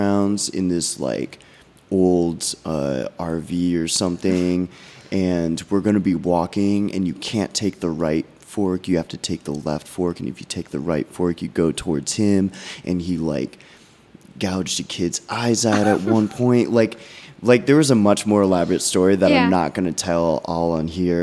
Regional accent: Illinois, United States; a notorious haunted road in my hometown called Munger Road

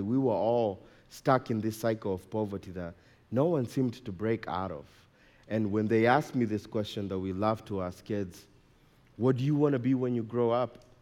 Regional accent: Nairobi, Kenya; now in Colorado, United States; I was born and raised in Nairobi, Kenya.

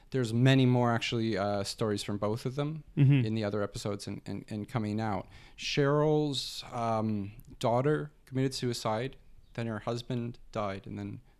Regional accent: Arizona, United States; now in Toronto, Canada; growing up in Arizona

